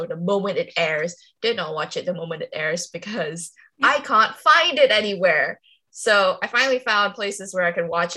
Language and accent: English; Kuala Lumpur, Malaysia; now in London, United Kingdom; from Kuala Lumpur, currently in London